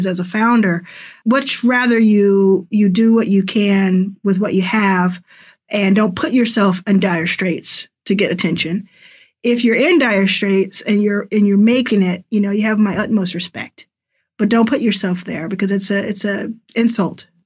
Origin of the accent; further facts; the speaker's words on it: Dallas, Texas, United States; moved away as an adult; also born or lived in Pearland, Texas; now in Los Angeles, United States; I grew up in Dallas